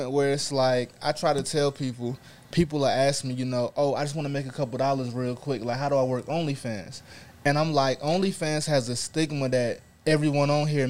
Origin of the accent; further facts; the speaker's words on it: Raleigh, North Carolina, United States; I'm from North Carolina, Raleigh, to be exact.